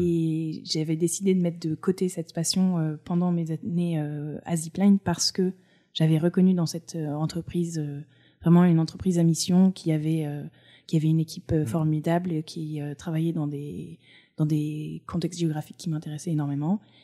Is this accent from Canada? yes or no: no; Provence-Alpes-Côte d'Azur, France; moved away as an adult; also born or lived in Cantal / Auvergne / United States / Paris; J'ai grandi sur la côte d'Azur